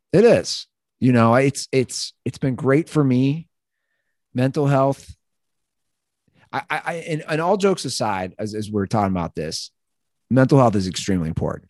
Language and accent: English; Ohio, United States; I'm from Ohio